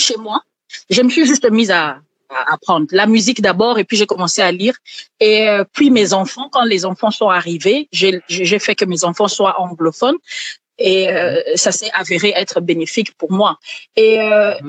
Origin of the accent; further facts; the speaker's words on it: Kisangani, Tshopo, DR Congo; now in Kinshasa, Democratic Republic of the Congo; j'ai grandi à Kisangani